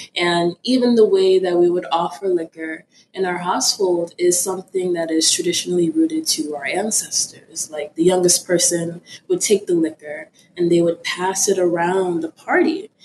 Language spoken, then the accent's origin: English; Florida, United States; also born or lived in Ibadan, Nigeria; I am Nigerian. I was born in Nigeria in Ibadan City. I immigrated to a small little town in Florida when I was around four years old